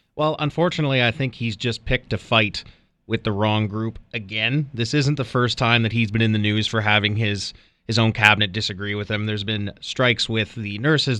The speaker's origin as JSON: {"language": "English", "region": "New Brunswick", "country": "Canada", "tie": "born or raised there", "moved": "yes", "said": "She's a vice principal back in my hometown."}